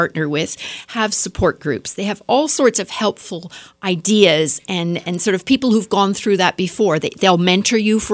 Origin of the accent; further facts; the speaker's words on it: Canada; I'm Canadian